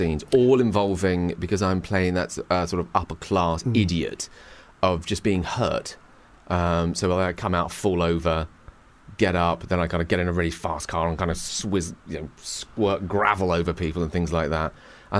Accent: England, United Kingdom; being very English and drinking tea

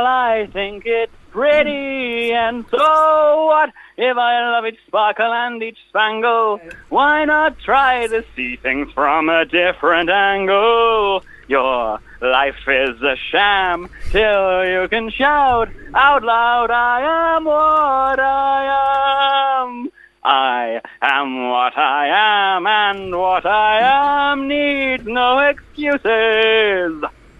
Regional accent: Germany; I talk properly. I grew up in Germany for a bit.

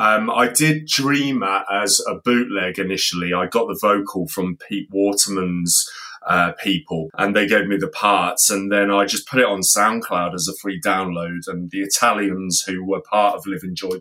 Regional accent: Coventry, West Midlands, United Kingdom; in Coventry because that's City of Culture this year and also my hometown

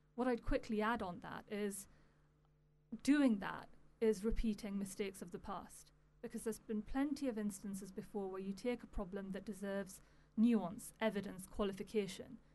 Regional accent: United Kingdom; as a British Pakistani

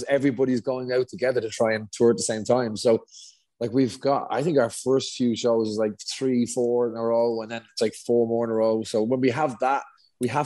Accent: Dublin, Leinster, Ireland; we're both from Dublin

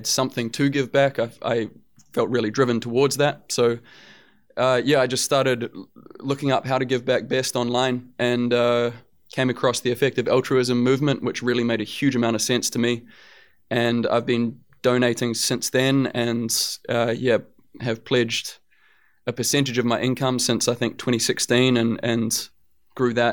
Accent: New Zealand; growing up in New Zealand and with the family that I grew up

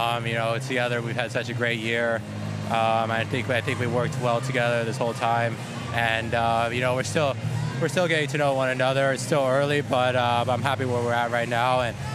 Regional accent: United States; Being an American, being able to come here and play in Milan, it's the best feeling in the world. So I'm happy, to take it back to the US.

